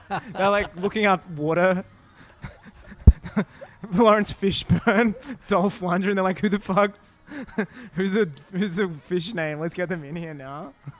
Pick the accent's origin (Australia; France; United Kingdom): Australia